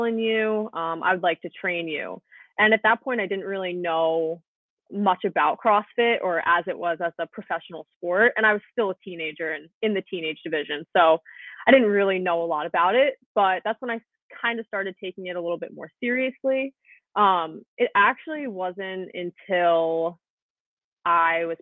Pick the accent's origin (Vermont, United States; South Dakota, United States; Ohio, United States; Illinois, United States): Vermont, United States; moved away as an adult; now in Long Island, United States; So I'm actually from Vermont. I've been in Long Island for 4 years